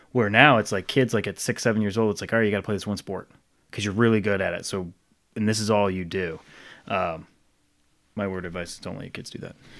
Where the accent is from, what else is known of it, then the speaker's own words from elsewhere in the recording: Rhode Island, United States; I grew up in Rhode Island